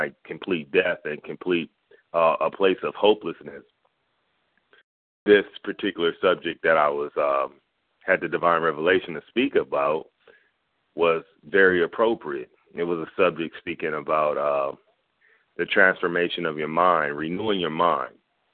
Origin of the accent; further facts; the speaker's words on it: Los Angeles, California, United States; I'm with Abundant Life International Fellowship, based out of Florida, but I'm from Los Angeles, California